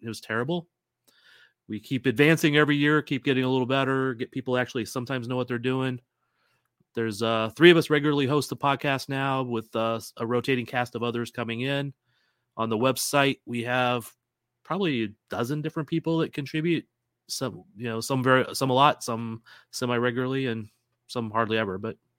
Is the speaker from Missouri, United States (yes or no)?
yes; St. Louis, Missouri, United States; I grew up in St. Louis, which is across the state from Kansas City. Huge soccer background there.